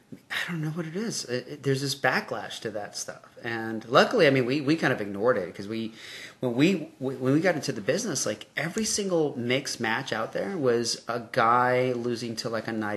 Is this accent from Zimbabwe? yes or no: no; Mexico; I hope it's your real name. I am from Mexico.